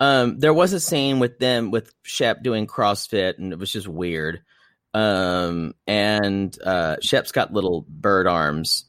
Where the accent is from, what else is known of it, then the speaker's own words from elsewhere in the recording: South Carolina, United States; growing up in South Carolina